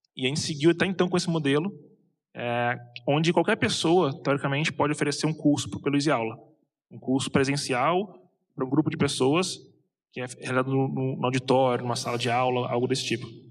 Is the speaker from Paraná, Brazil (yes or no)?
no; Rio de Janeiro, Brazil; moved away as an adult; also born or lived in São José dos Campos / United States; eu sou carioca